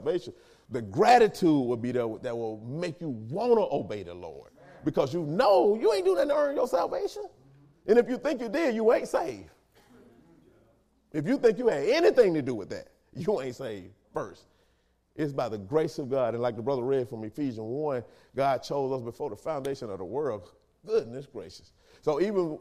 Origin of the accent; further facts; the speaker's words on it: Linden, Alabama, United States; moved away; also born or lived in Demopolis, Alabama; I'm from Linden, Alabama